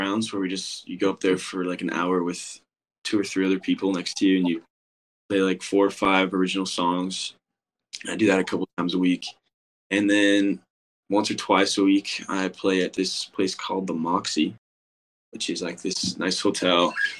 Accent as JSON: {"language": "English", "region": "Brussels", "country": "Belgium", "tie": "born or raised there", "also_born_or_lived": "Scottsdale", "said": "Yeah, so I was born in Scottsdale, but then we moved to Brussels, Belgium for 9 years for my dad's work."}